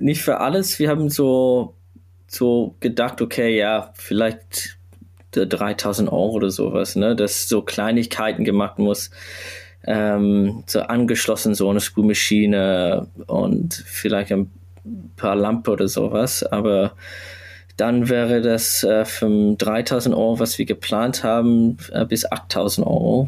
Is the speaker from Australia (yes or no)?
yes; Sydney, New South Wales, Australia; German is a second language; now in Hamburg, Germany; ich komme ursprünglich aus Australien